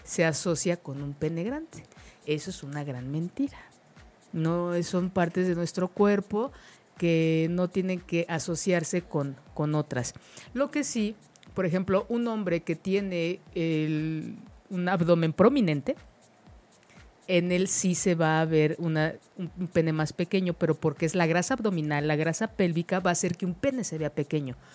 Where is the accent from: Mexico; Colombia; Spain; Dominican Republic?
Mexico; como mexicanos